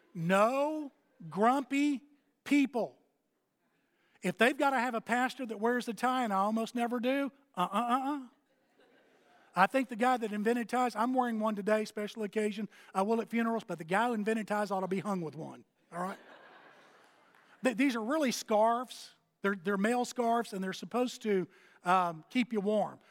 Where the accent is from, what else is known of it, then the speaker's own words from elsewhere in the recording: Texas, United States; moved away as an adult; also born or lived in Fort Worth; now in Athens, United States; I'm from Texas